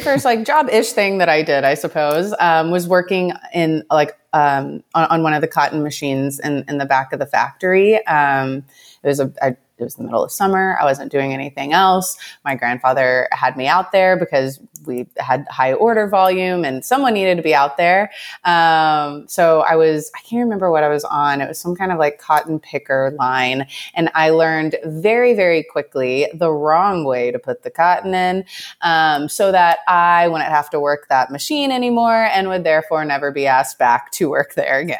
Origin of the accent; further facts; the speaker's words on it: Southeast Texas, United States; now in Austin, United States; I come from a decently small town in, um, East Texas, Southeast Texas. Um, grew up really close to my family